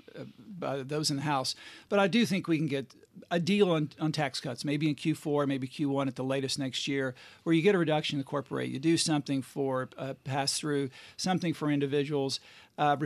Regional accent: Murray, Kentucky, United States; Murray, Kentucky. Western part of the state, right on the Tennessee border, about 10,000 people. Wonderful, idyllic place to grow up.

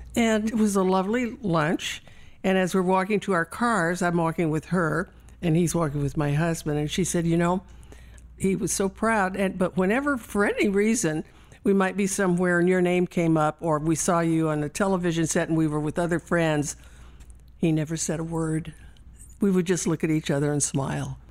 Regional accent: California, United States; also born or lived in San Antonio, Texas; We moved to California when I was seven, and I was raised by my grandmother

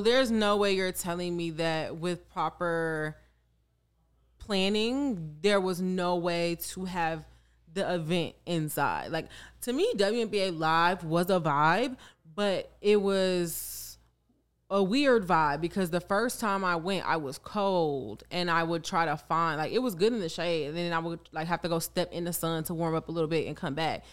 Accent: Chicago, Illinois, United States; I am from Chicago. I grew up around it

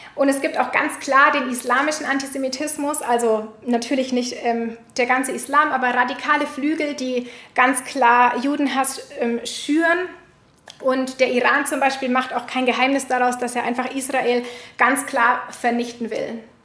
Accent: Germany; unserer Vergangenheit als Deutsche

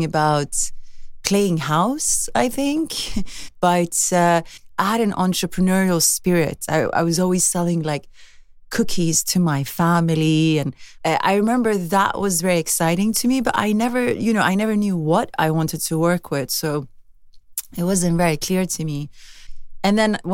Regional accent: Sweden; growing up in Sweden is very idyllic

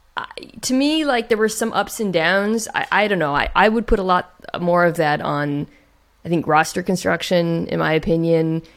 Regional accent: Gilbert, Arizona, United States; moved away; also born or lived in Phoenix; I'm from Gilbert, which is like a small town in the s, Southeast Valley

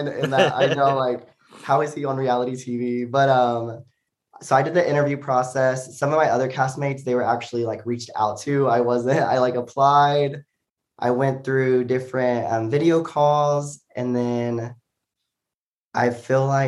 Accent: Joshua, Texas, United States; also born or lived in Arkansas; now in Austin, United States; I grew up in a small town called Joshua, Texas.

